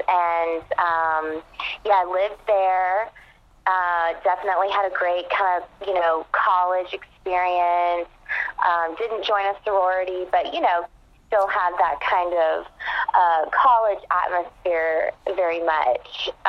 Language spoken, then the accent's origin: English; Conyers, Georgia, United States; moved away as an adult; also born or lived in Atlanta, Georgia / Los Angeles, California; So I actually grew up in Conyers, Georgia, which is a small town about 40 minutes east of Atlanta. Kind of, you know, small suburban town. Grew up there.